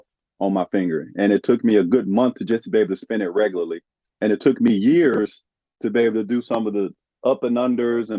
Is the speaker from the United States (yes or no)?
yes; Arkansas, United States; my home state of Arkansas